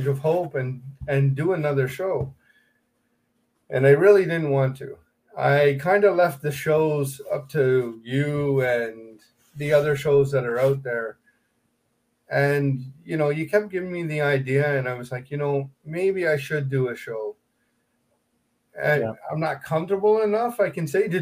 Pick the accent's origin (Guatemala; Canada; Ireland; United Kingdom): Canada